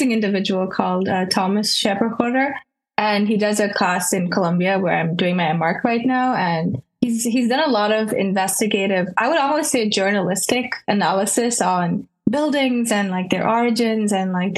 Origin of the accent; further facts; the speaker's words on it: Kuwait; moved away; also born or lived in Kerala, India; I'm a designer born and raised in the Middle East, Kuwait to be specific, and originally from Kerala, India.